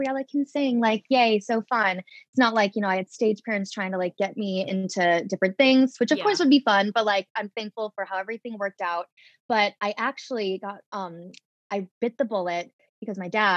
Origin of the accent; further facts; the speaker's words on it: St. Charles, Illinois, United States; moved away as an adult; now in New York City, United States; I grew up in St. Charles and Geneva, which are basically like the same town, 45 minutes in the western suburbs of Chicago